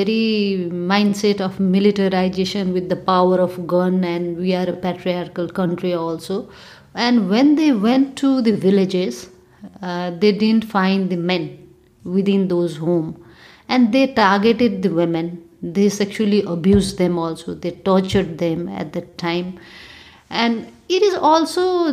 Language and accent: English; Nepal; I'm from Nepal